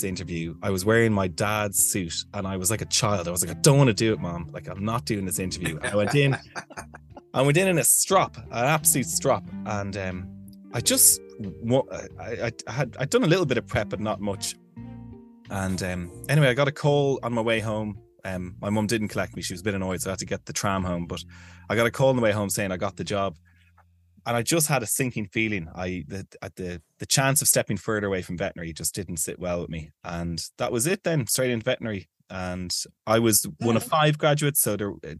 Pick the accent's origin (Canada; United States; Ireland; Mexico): Ireland; Dublin, Leinster; accent: Irish; I spent my summers in Westmead, which is a rural area of Ireland, but I'm from Dublin